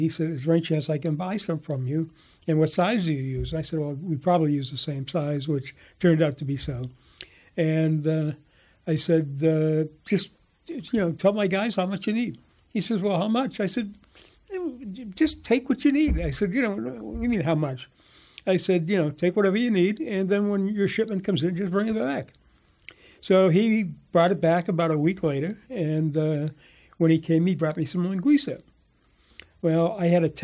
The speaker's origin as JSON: {"language": "English", "region": "East Coast", "country": "United States", "moved": "yes", "lives_now": "Bay Area, United States", "said": "I'm from the East Coast originally."}